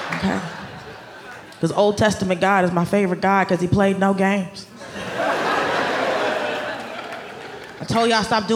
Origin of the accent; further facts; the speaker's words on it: Atlanta, Georgia, United States; moved away as an adult; also born or lived in Los Angeles / New York City; I grew up in Atlanta